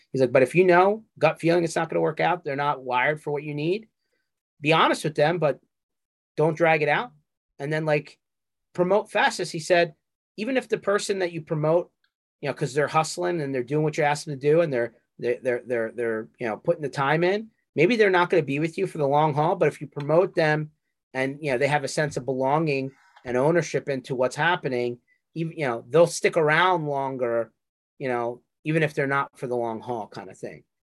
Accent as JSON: {"language": "English", "region": "Northeast", "country": "United States", "said": "we're from the Northeast."}